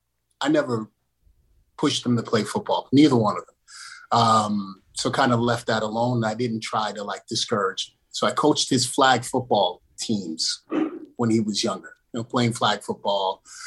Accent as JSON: {"language": "English", "town": "Flatbush", "region": "New York", "country": "United States", "tie": "born or raised there", "said": "I grew up in Flatbush. So I wasn't a street kid"}